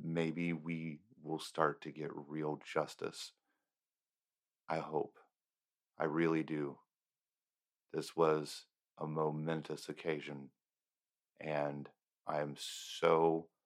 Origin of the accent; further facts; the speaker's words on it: United States; I am an American